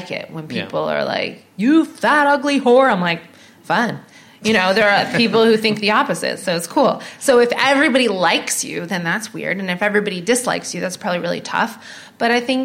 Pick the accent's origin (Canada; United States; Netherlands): Canada; now in United Kingdom; I'm Canadian